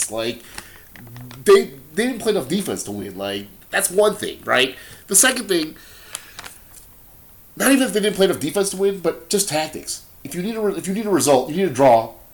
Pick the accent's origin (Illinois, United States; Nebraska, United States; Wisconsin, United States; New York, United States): Wisconsin, United States; But we're here from Wisconsin. You like the Green Bay Packers as much as I like the Green Bay Packers.